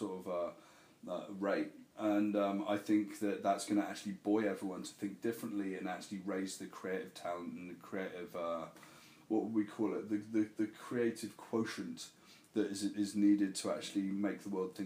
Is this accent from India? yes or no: no; United Kingdom; moved away as an adult; when I first came over for the first 2 years, I was known as the ….